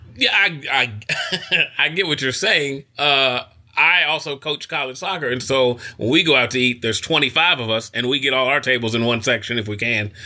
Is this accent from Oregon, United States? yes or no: no; Kentucky, United States; I'm from Kentucky